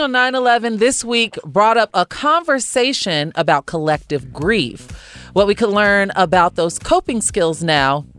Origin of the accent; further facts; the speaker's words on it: Chicago, Illinois, United States; now in Los Angeles, United States; I'm from Chicago